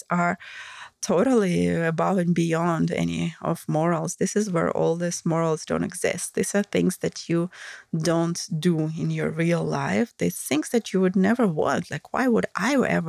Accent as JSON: {"language": "English", "country": "Russia", "accent": "Russian", "second_language": "English", "said": "my Russian accent"}